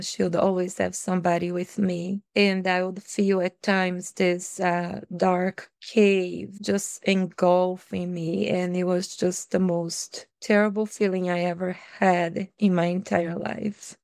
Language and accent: English; Bahia, Brazil; English is a second language; moved away as an adult; also born or lived in Fiji; now in Minnesota, United States; I come from Brazil, the state of Bahia, where it's very warm